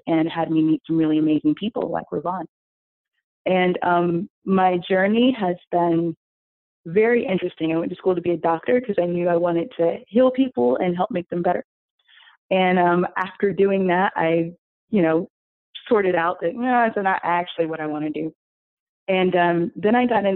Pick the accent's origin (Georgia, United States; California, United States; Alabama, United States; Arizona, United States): Georgia, United States; Atlanta; now in New York City, United States; I'm originally from Atlanta, so I'm a Southern girl.